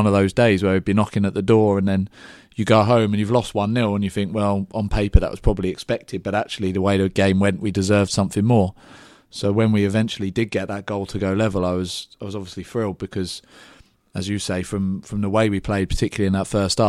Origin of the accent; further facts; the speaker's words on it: England, United Kingdom; I'm English, I told you this.